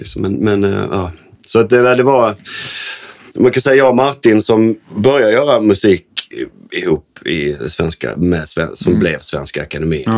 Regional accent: Landskrona, Skåne, Sweden; vi är uppvuxna i ja. Landskrona.

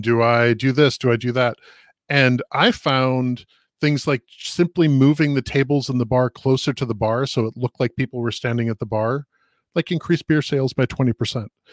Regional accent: Minneapolis, Minnesota, United States; I grew up in Minneapolis, um, and we're, we're having a racial justice issue here in, in Minnesota right now

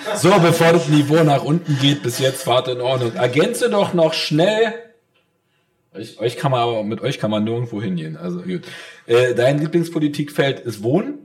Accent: East Germany, Germany; auch wenn ich leider aussehe wie ein Biodeutscher, bin ich ein Ostdeutscher

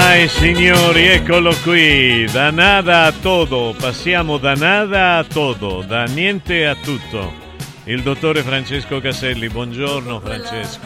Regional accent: Argentina; Io sono argentino

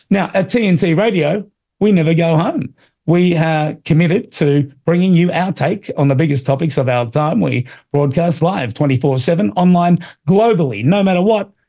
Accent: United States; It reminds me of where I grew up in America in the 80s.

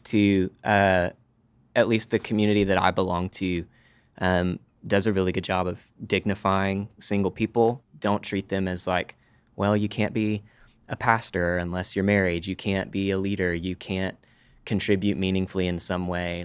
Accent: Amarillo, Texas, United States; moved away as an adult; now in Dallas, United States; I am from Amarillo, Texas uh, lived there third grade through high school. Moved to Dallas

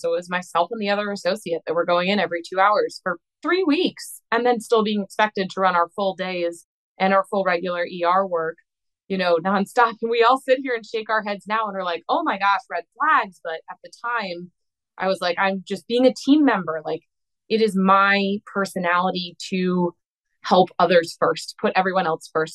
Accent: East Coast, United States; moved away as an adult; also born or lived in Midwest; So I was living in the Midwest and I'm from the East Coast.

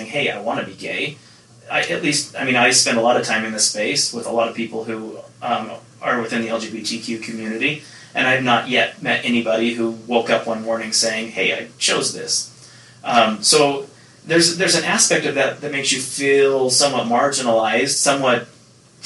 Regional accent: Nephi, Utah, United States; growing up in Nephi

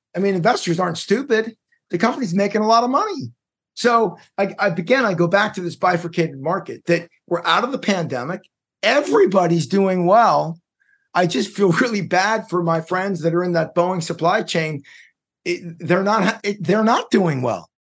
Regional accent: United States; as an American

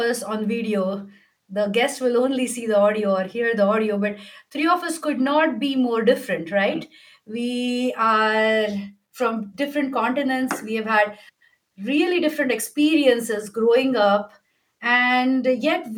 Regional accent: India; I'm Indian

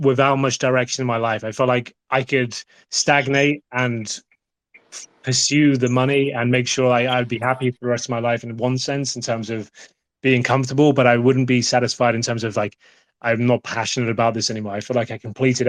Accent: United Kingdom; I'm the British guy in the background talking about CSGO.

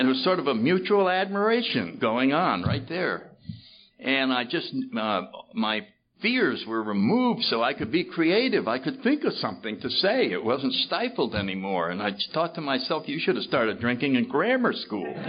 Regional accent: New Haven, Connecticut, United States; I grew up in New Haven, Connecticut, in the 30s

